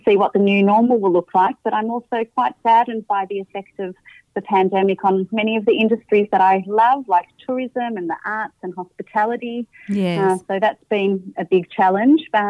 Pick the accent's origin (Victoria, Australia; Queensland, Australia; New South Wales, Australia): Victoria, Australia; Melbourne; I was born in Melbourne and grew up in Melbourne